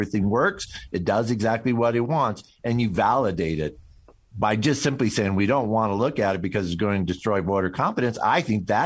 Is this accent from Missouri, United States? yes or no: yes; Missouri, United States; I'm I'm from uh, I'm from Missouri, man. Uh, you don't you know by my accent that show me